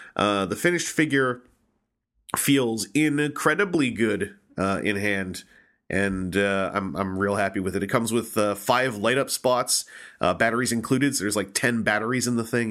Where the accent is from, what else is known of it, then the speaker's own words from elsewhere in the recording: Victoria, British Columbia, Canada; my hometown of Victoria, B C